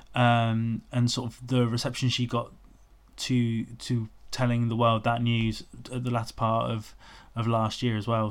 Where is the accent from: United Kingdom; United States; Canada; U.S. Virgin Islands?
United Kingdom; Portsmouth, South East England; moved away; also born or lived in London; I'm I'm Portsmouth